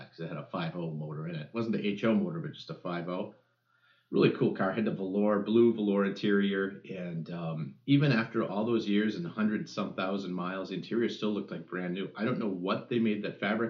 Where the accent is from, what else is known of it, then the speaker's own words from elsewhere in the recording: United States; growing up in America in the station wagon